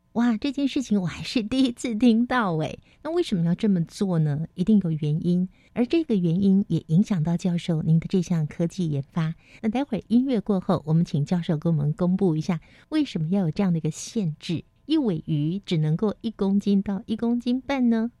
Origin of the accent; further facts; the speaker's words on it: Taiwan; 我们台湾人呢，是住在这个四面环海的台湾